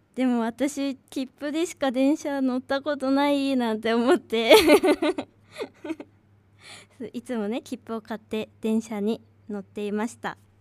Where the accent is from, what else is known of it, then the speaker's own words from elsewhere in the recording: Bunsui, Niigata, Japan; moved away as an adult; 私の地元は分水っていうところなんだ